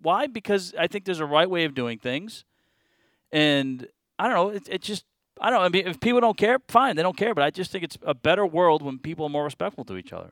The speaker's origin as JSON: {"language": "English", "town": "Boston", "region": "Massachusetts", "country": "United States", "tie": "born or raised there", "moved": "yes", "lives_now": "Charlotte, United States", "said": "I grew up in Boston"}